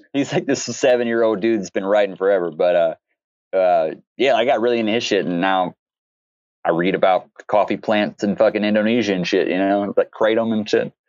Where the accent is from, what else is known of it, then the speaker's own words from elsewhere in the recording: the South, United States; because I grew up in the South